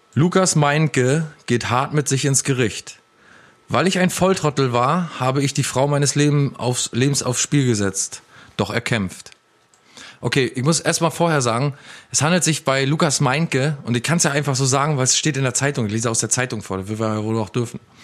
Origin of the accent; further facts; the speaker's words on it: Ueckermünde, Mecklenburg-Vorpommern, Germany; in der Stadt, also in der Innenstadt, in der Altstadt bei uns in Ueckermünde